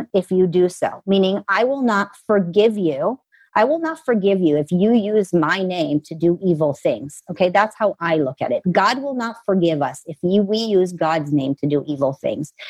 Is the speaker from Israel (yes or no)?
yes; Israel; moved away as an adult; also born or lived in Los Angeles, United States; now in United States; I'm an American that was raised in Israel.